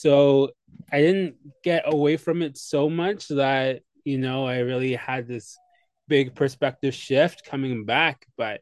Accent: Kingston, Ontario, Canada; also born or lived in Saskatchewan; and had kids here, and have been raising them for the last 5.5 years here in Kingston. So yeah, pretty much my whole life has been spent in Kingston.

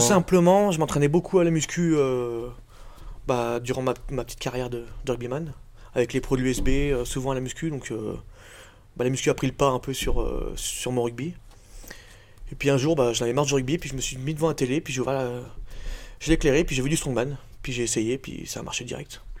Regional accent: Revonnas, Auvergne-Rhône-Alpes, France; also born or lived in Bourg-en-Bresse; je viens de, de Revona, mais je passe tout mon temps à Bourg

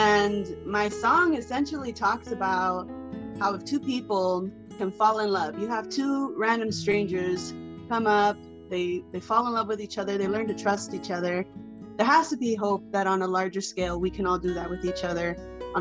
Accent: Arizona, United States; growing up, I'm from Arizona

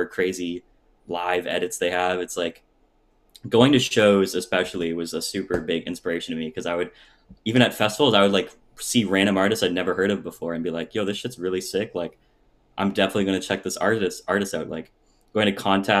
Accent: Surrey, British Columbia, Canada; Surrey, which is Surrey, my hometown.

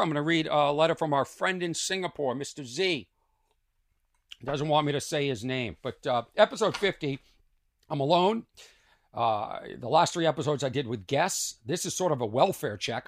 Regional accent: Lexington, Massachusetts, United States; where I grew up in Lexington

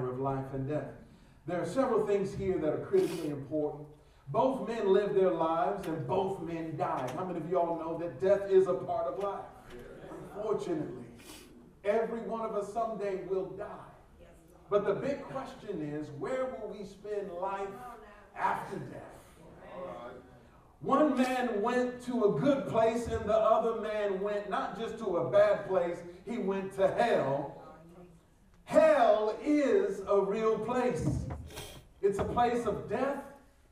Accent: Detroit, Michigan, United States; I'm from the North, Detroit

